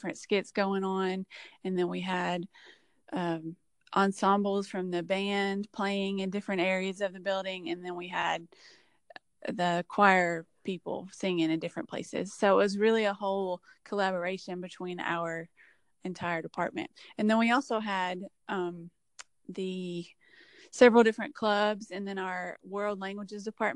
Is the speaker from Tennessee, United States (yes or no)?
yes; Cheatham County, Tennessee, United States; I am from Cheatham County. I've lived here all my life. I graduated from Cheatham County High School